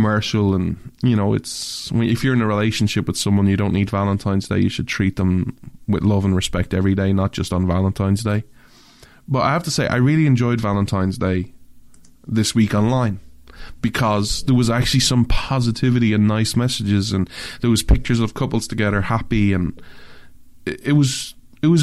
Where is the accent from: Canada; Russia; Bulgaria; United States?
Canada; as a Canadian